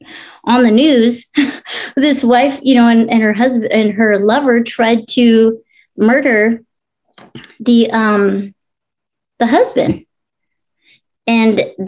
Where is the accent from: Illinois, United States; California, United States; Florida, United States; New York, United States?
California, United States; Lake Los Angeles; also born or lived in Orange County; we grew up out in Lake LA, which is like out in the Antelope Valley area